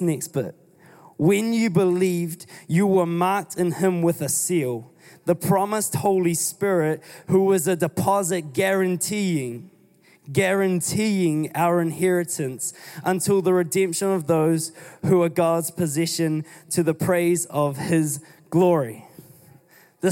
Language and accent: English; New Zealand; I'm still New Zealander